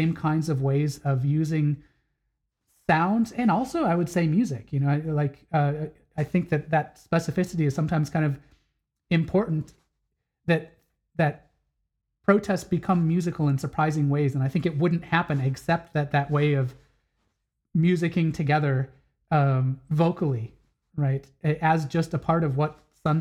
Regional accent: Wisconsin, United States; moved away; I grew up in Wisconsin

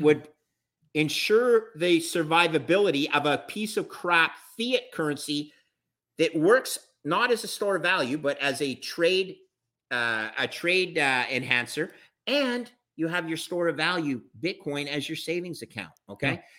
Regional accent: Canada; I'm a Canadian

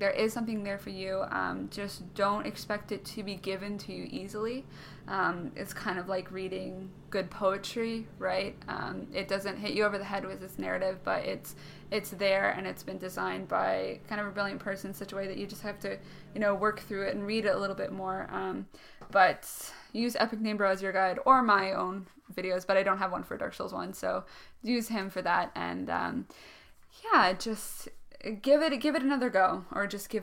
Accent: Canada; I'm Canadian

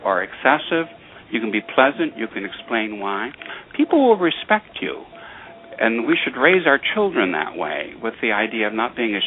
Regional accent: Detroit, Michigan, United States; I'm from Detroit myself

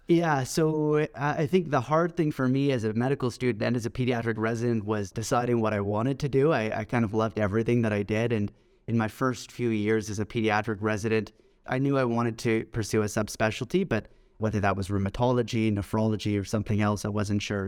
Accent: Toronto, Ontario, Canada; also born or lived in Scotland / Manchester, England / Hamilton, Ontario; I grew up in Toronto, in Canada, and after I finished high school here, I moved to the U K

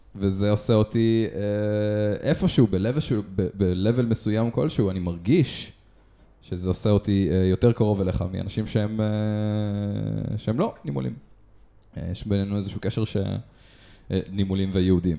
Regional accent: Israel; אנחנו ישראלים

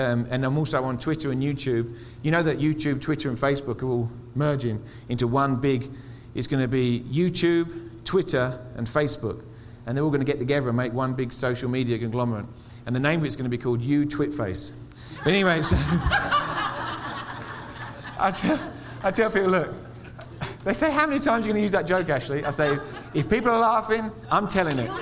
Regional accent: England, United Kingdom; moved away as an adult; now in Colorado Springs, United States; I'm from England. In England, they give us the TB vaccination as kids

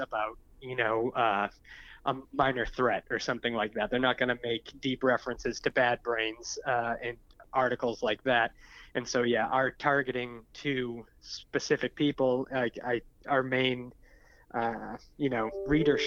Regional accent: Massachusetts, United States; I'm from Massachusetts

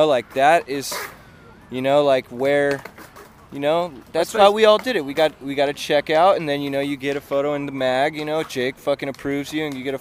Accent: San Diego, California, United States; I'm from San Diego, California

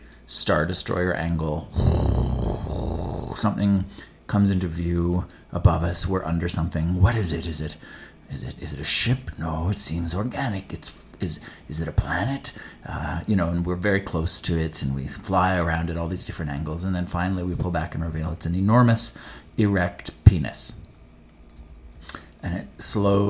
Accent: Edmonton, Alberta, Canada; my hometown of Edmonton, Alberta, Canada

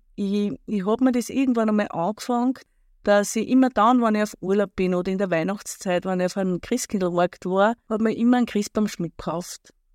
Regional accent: where the Erlauf flows into the Danube, Lower Austria, Austria; Ich komme aus einer kleinen Ortschaft in Niederösterreich. Dort, wo die Erlauf in die Donau mündet. Und dort, wo ich groß geworden bin

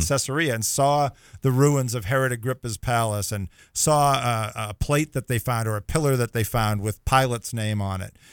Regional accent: Boston, Massachusetts, United States; we're both from the Boston area

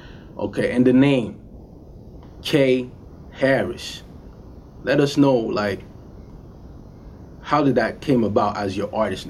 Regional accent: Canada; I'm from Canada

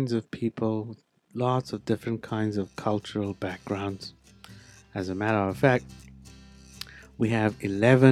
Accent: South Africa; first language Afrikaans; English is a second language; I grew up with Afrikaans as my first language

